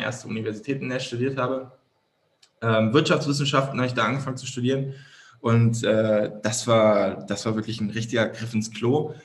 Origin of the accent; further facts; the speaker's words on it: Berlin, Germany; als Berliner